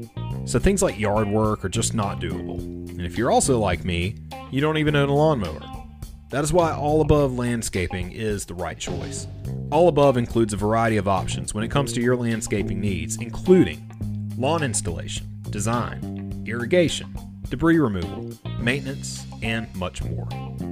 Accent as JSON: {"language": "English", "town": "Sumter", "region": "South Carolina", "country": "United States", "tie": "born or raised there", "said": "So in my hometown of Sumter, South Carolina, we have a rock station, 94.7."}